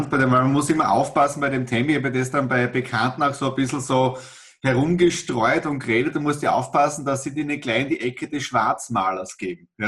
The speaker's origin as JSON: {"language": "German", "region": "Styria", "country": "Austria", "said": "Ja, ich komme aus der Südoststeiermark, auch er kommt aus der Südoststeiermark"}